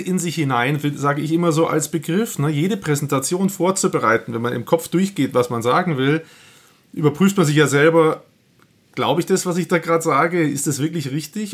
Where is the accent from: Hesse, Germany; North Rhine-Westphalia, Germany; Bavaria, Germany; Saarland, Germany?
Bavaria, Germany; Nuremberg; ich komme aus Nürnberg